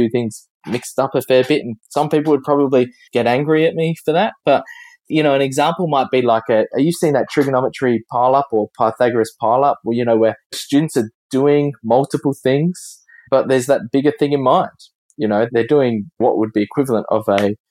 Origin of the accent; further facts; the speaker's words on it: Adelaide, South Australia, Australia; we in Australia, we pronounce it very differently than across the Atlantic